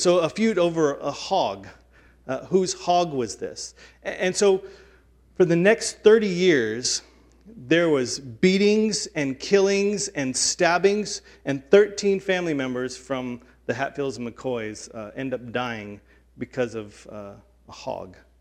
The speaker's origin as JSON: {"language": "English", "region": "the South", "country": "United States", "tie": "born or raised there", "said": "growing up in the South"}